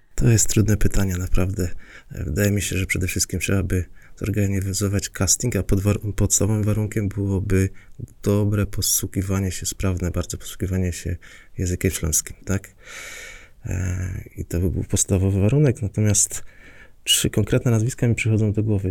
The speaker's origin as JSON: {"language": "Polish", "region": "Silesian Voivodeship", "country": "Poland"}